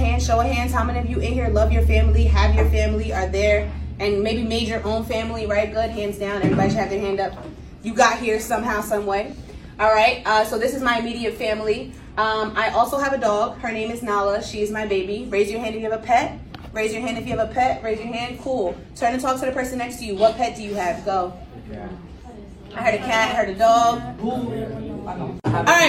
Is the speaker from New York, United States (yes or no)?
yes; New York City, New York, United States; moved away as an adult; also born or lived in New Jersey; I am from Brooklyn, New York originally.